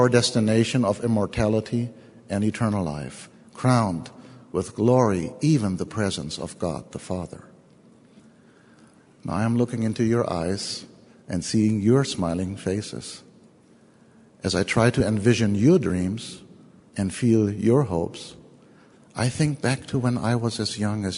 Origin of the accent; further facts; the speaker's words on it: Germany; accent: German; English is a second language; moved away; I am German. Not only because of my funny accent